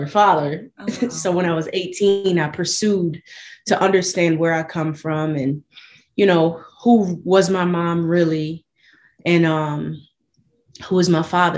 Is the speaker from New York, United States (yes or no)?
yes; Buffalo, New York, United States; I was born and raised in Buffalo, New York.